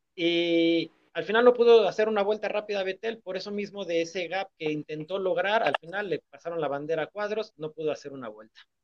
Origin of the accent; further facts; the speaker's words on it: Mexico; como mexicanos